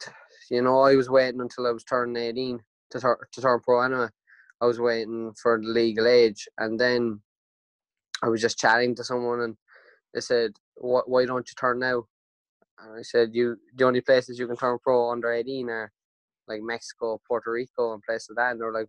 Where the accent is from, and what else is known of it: Ireland